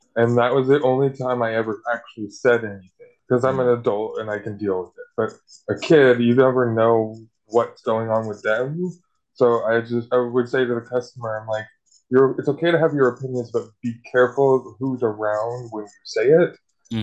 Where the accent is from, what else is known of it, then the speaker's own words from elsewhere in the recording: Washington, United States; I'm from Washington State